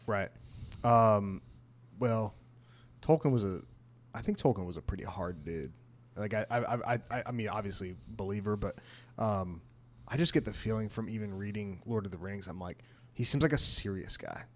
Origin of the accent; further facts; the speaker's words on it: United States; growing up in America in a conservative Christian evangelical circle